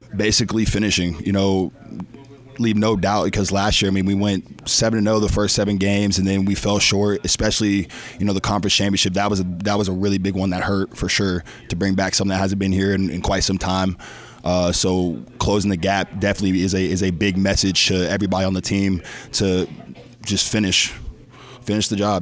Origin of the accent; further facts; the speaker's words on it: Georgia, United States; moved away; somebody from being down south, I'm from Georgia